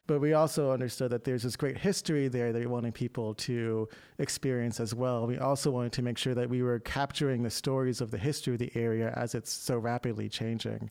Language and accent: English; Cockeysville, Maryland, United States; also born or lived in Hampden, Baltimore; I'm from Baltimore County up in uh, Cockeysville